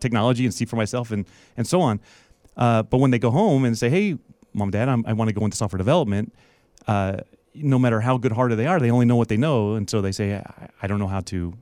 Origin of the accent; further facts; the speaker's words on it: Las Vegas, Nevada, United States; we're both from Vegas, right? Yeah. And uh, you know, growing up here, there was only a few occupations that you knew